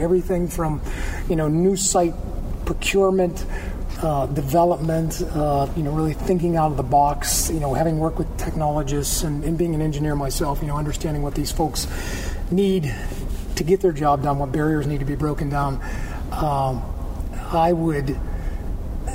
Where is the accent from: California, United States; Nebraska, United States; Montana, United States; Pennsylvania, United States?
Pennsylvania, United States; Armstrong County; also born or lived in Oakland, Pittsburgh; I grew up in Armstrong County